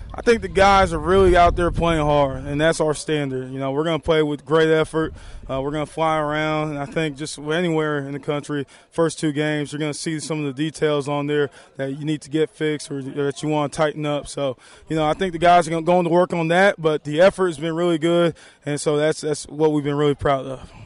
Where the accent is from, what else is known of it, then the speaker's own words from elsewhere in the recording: Texas, United States; growing up in Texas